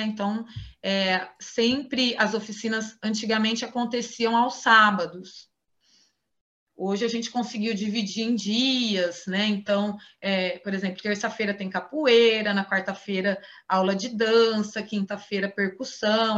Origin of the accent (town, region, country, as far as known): Ribeirão Preto, São Paulo, Brazil; born or raised there